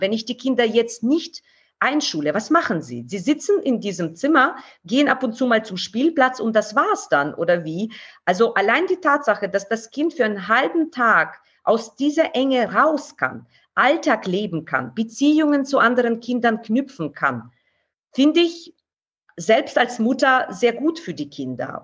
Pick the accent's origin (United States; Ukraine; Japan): Ukraine; Kharkiv, Kharkiv Oblast; now in Nuremberg, Germany; aus meiner Heimatstadt